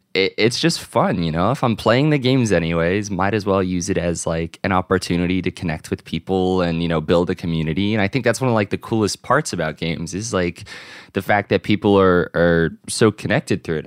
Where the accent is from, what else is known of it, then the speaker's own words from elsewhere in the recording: Virginia, United States; my local GameStop growing up in Virginia